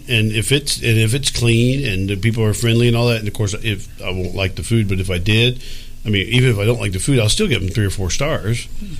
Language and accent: English; Texas, United States; I mean, I'm from Texas.